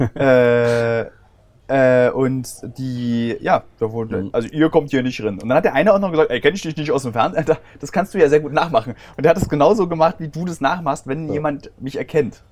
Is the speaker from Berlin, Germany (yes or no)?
yes; Berlin, Germany; Ich als Berliner habe nichts gegen Zugezogene. Meine Heimatstadt Berlin